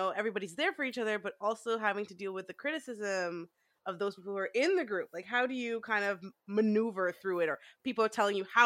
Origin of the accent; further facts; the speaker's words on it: Montreal, Quebec, Canada; moved away as an adult; I'm originally from Montreal.